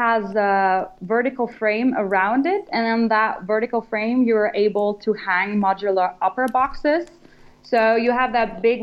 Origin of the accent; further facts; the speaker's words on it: Germany; moved away; I'm from Germany, and we founded the company here